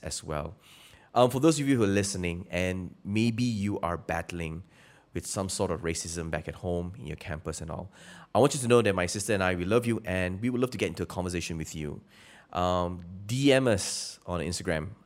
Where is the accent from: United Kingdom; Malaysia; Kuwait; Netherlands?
Malaysia; I'm Malaysian